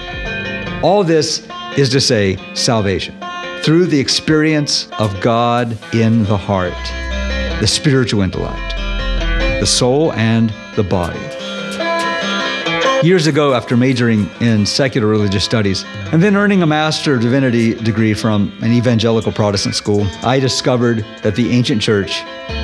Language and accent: English; United States; now in Iowa City, United States; my life as an American, educated in and formed by Western culture